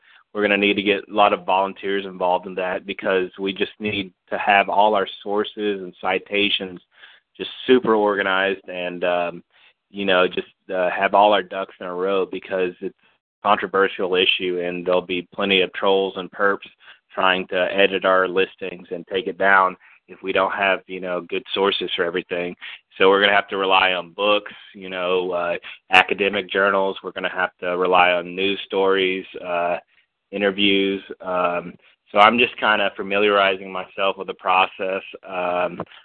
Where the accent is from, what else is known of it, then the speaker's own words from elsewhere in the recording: Fort Worth, Texas, United States; I'm from Fort Worth